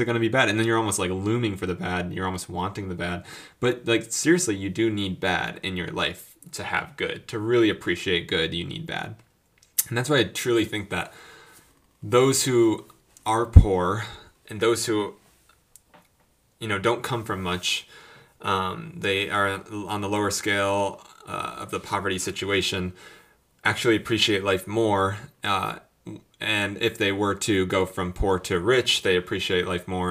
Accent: Florida, United States; moved away as an adult; also born or lived in Colorado; now in South Carolina, United States; me not being used to colder climate growing up in Florida

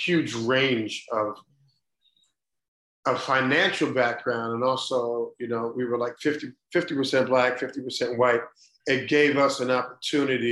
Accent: Cleveland, Ohio, United States; I grew up in Cleveland, Ohio, in an east side suburb

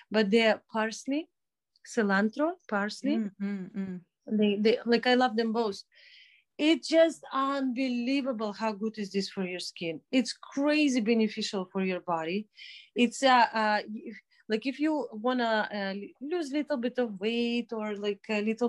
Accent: Minsk, Belarus; moved away as an adult; also born or lived in Toronto, Canada; I grew up in Minsk

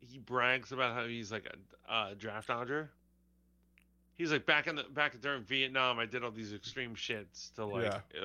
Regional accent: United States; as an American and a Christian

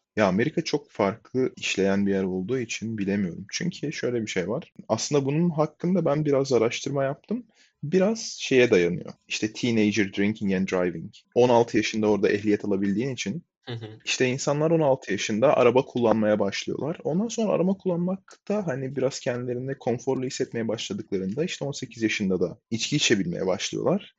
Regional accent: Hatay, Turkey; moved away as an adult; now in United States; Hatay'da büyüdüm

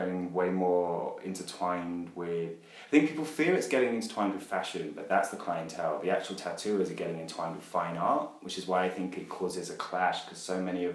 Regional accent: West Sussex, South East England, United Kingdom; moved away as an adult; also born or lived in London; now in Berlin, Germany; Been living in London for the last few years, but originally from just underneath that, born in West Sussex

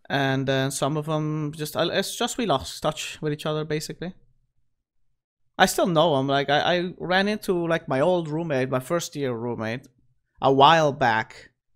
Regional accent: Aruba; also born or lived in Caracas, Venezuela; I actually grew up on that island.

